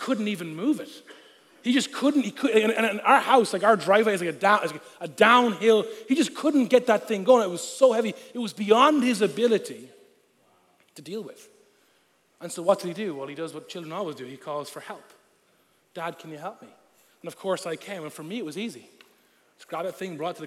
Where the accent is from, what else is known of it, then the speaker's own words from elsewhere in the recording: Ireland; first language Irish; moved away; I'm Irish. Of course I'm Catholic